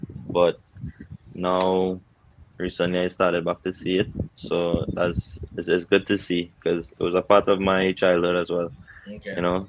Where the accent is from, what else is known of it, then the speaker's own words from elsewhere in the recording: Trinidad & Tobago; growing up in Trinidad, most of my time was spent at Queen's Park.